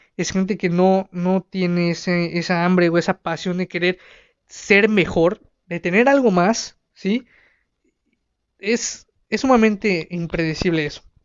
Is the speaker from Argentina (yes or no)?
no; Mexico; Aquí en, en mi país, en México